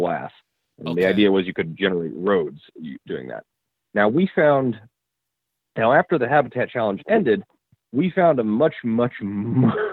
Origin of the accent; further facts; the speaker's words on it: Puyallup, Washington, United States; I'm from Western Washington originally. I'm from a little town called Puyallup